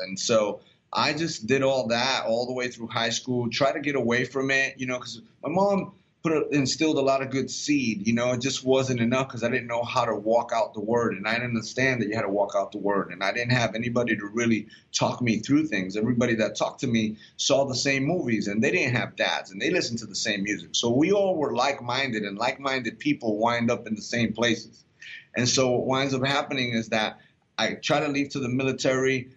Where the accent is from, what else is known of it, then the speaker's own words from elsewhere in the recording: Puerto Rico; I'm Puerto Rican because I'm from Puerto Rico.